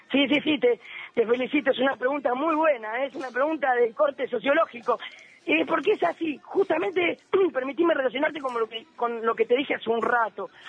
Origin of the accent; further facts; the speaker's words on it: Argentina; soy argentino, pero no me siento menos argentino